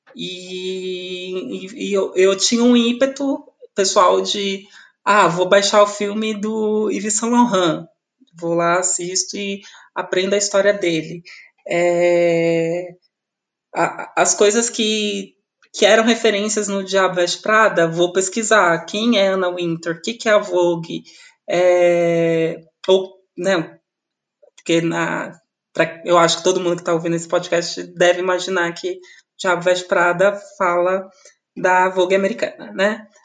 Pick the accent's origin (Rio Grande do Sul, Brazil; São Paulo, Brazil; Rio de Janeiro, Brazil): São Paulo, Brazil; Osasco; eu sou de Osasco, né? Eu nasci em Osasco